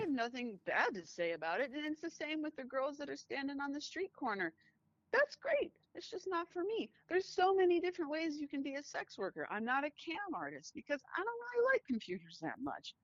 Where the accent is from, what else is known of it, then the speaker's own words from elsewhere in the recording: United States; I am American